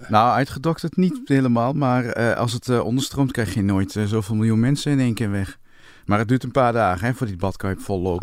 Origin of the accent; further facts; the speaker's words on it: Winterswijk, Gelderland, Netherlands; toen ik jong was in Winterswijk